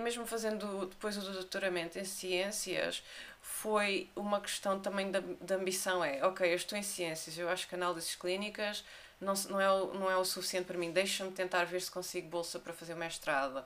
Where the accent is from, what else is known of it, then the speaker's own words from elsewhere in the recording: Olhão, Algarve, Portugal; also born or lived in Fuzeta / United States / Munich; cresci aqui em Olhão, pelo menos até aos, 16 anos, e depois é que fui morar para Arafuzeta.